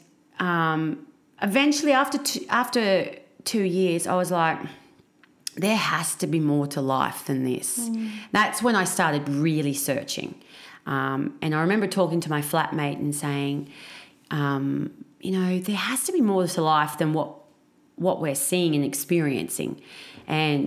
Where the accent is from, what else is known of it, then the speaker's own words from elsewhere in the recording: Batemans Bay, New South Wales, Australia; I grew up in a very small country town. Well, not country, coastal town. Yeah. In New South Wales called Batemans Bay.